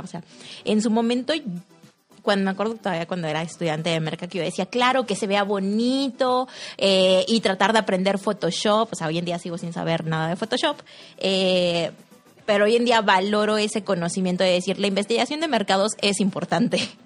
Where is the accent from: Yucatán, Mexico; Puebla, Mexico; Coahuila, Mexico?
Coahuila, Mexico; Saltillo; soy de aquí de Saltillo